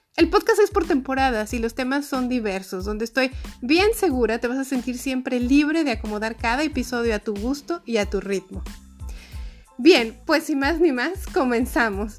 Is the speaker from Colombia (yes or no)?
no; Mexico; now in Austria; Soy una mexicana de 46 años, residente en Austria